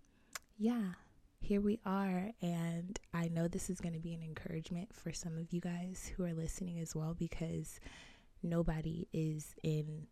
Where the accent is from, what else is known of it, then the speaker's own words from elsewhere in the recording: Arizona, United States; I am born and raised in Arizona